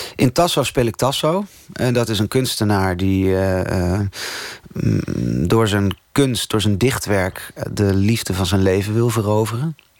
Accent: Tolbert, Groningen, Netherlands; moved away; Tolbert, waar ik opgegroeid ben, het kleine dorpje in Groningen

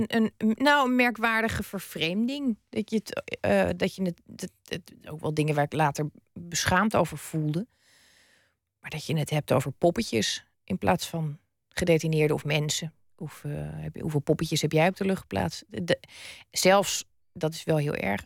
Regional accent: Zeeland, Netherlands; also born or lived in Utrecht; mijn vader overleed toen we nog in Utrecht woonden. We woonden toen. Eh, we, zijn na zijn dood pas in Zeeland gaan wonen

